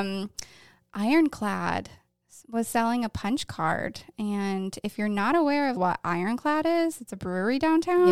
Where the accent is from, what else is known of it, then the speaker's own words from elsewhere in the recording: Syracuse, New York, United States; moved away as an adult; also born or lived in Thousand Islands; now in Wilmington, United States; I'm from the Syracuse area and also the Thousand Islands.